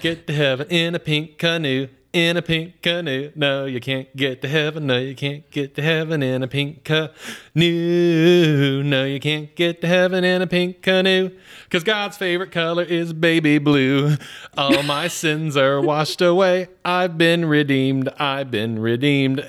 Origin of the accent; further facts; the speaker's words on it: Atlanta, Georgia, United States; moved away; growing up in Atlanta